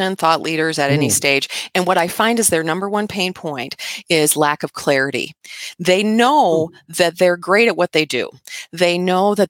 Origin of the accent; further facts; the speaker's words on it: United States; when we're kids here in America